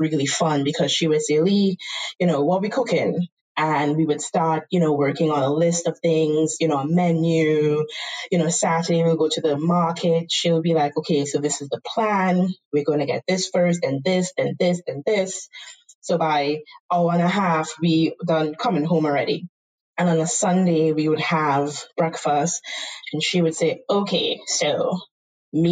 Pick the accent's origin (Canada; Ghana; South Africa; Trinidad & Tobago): Trinidad & Tobago; accent: Trinidadian; moved away as an adult; now in United States; I am born and raised in Trinidad and Tobago.